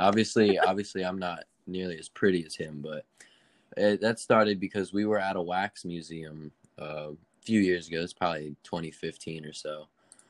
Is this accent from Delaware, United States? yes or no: yes; Sussex County, Delaware, United States; I'm from Delaware. I've lived here my entire life.